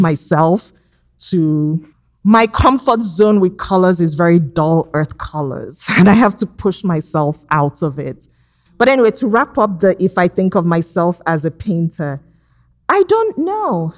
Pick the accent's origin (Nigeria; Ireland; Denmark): Nigeria; now in Los Angeles, United States; growing up in Nigeria